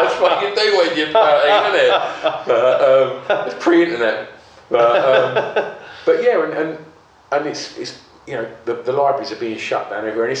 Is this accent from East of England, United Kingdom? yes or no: yes; Grays, East of England, United Kingdom; the Thameside Theatre in Grays, which is my hometown